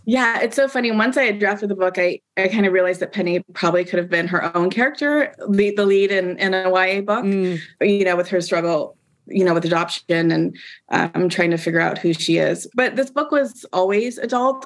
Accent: Portland, Oregon, United States; I grew up in Portland. I grew up on the West Coast

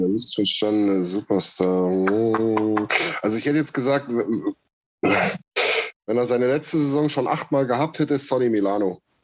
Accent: eastern Germany, East Germany, Germany; bei uns im Osten

